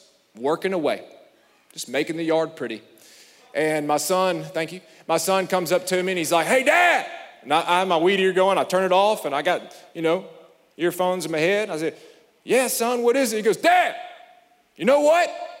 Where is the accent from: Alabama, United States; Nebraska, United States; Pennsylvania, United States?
Alabama, United States; I'm from Alabama